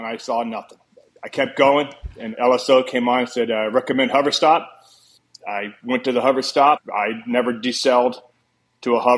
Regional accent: Texas, United States; I grew up in Texas

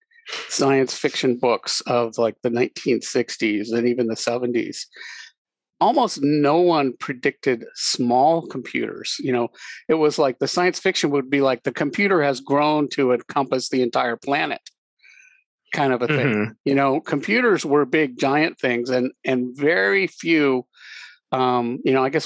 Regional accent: Anaheim, California, United States; I grew up near Disneyland.

